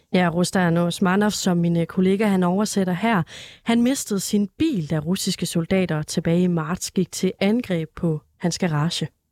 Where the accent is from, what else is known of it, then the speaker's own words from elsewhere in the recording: Denmark; som dansker